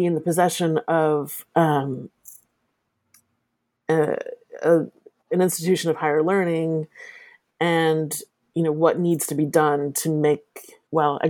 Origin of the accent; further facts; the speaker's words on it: Southern New Jersey, United States; I grew up in Southern New Jersey.